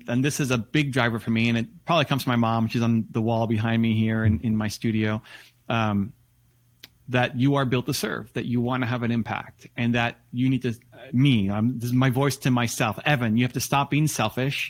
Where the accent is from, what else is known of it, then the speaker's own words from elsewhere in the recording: Toronto, Ontario, Canada; Toronto Blue Jays, my hometown team